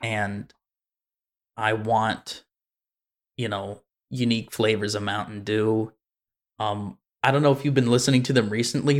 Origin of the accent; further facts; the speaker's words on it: United States; I'm American